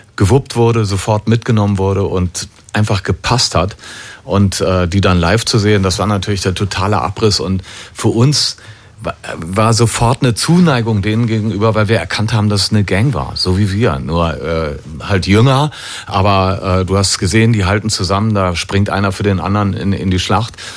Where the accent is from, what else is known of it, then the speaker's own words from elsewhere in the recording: Düsseldorf, North Rhine-Westphalia, Germany; Wir als Düsseldorfer